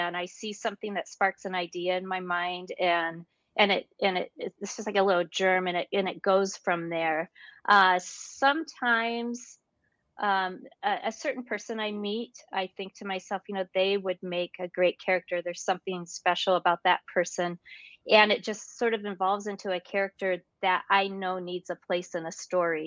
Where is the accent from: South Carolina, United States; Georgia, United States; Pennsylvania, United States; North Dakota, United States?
North Dakota, United States; now in Illinois, United States; I was raised in North Dakota, and North Dakota is quite rural.